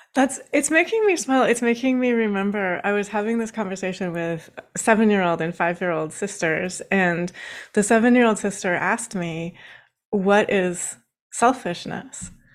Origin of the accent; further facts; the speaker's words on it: Washington, United States; now in Baltimore, United States; I actually grew up in Washington State. I'm currently sitting in Baltimore, Maryland